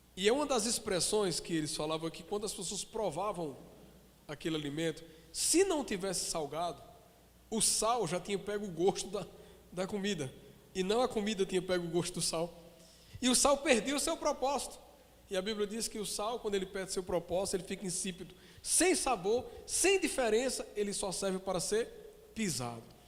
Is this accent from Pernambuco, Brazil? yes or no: yes; Caruaru, Pernambuco, Brazil; Eu nasci em Caruaru